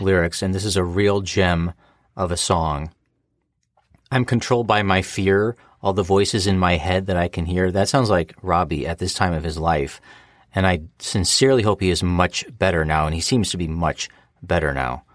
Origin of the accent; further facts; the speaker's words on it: United States; I'm an American.